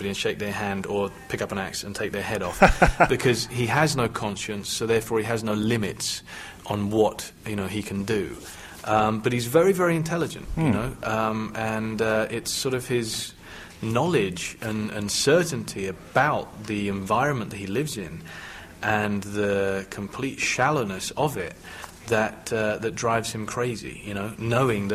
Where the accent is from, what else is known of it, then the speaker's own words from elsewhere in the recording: United Kingdom; me being British